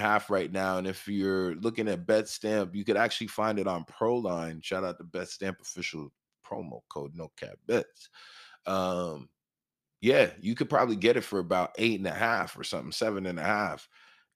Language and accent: English; Canada; We're Canadian